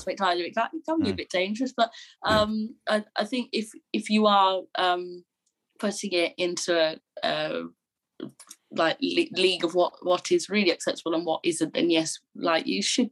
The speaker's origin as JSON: {"language": "English", "town": "Solihull", "region": "West Midlands", "country": "United Kingdom", "said": "I'm from Solihull"}